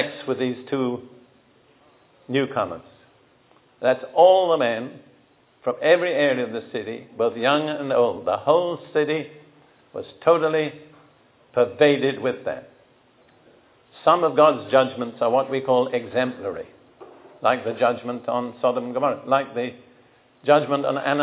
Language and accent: English; United Kingdom; moved away as an adult; also born or lived in Israel; now in United States; I grew up in Britain between the two world wars